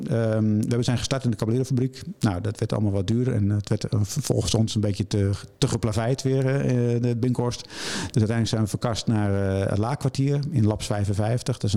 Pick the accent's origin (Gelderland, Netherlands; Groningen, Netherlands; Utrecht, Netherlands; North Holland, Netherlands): Gelderland, Netherlands; Arnhem; Ik kom uit Arnhem.